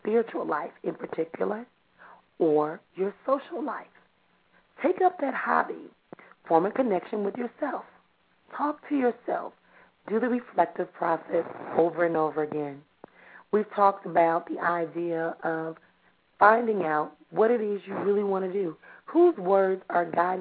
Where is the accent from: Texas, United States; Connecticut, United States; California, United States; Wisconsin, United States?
Wisconsin, United States; Milwaukee; from Milwaukee here in my hometown